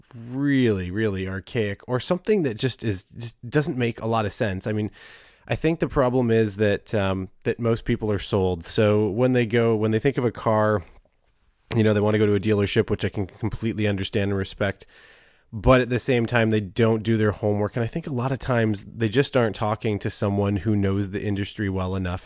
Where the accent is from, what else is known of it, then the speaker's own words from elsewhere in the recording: Southern Ontario, Canada; I was from Southern Ontario